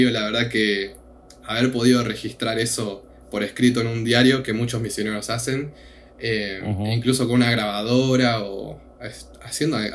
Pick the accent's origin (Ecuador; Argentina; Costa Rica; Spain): Argentina; Yo, eh, argentino.